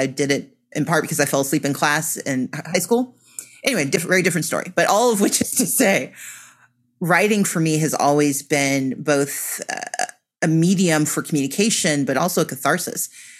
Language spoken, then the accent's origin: English; Mississippi, United States; moved away; also born or lived in Georgia; where I was growing up in Mississippi. Mm-hmm. And as I grew up and moved to Georgia